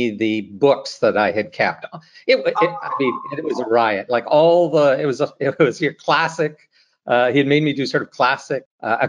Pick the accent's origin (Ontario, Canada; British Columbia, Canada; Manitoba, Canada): British Columbia, Canada; North Vancouver; I grew up in North Vancouver, so on the North Shore of Vancouver, British Columbia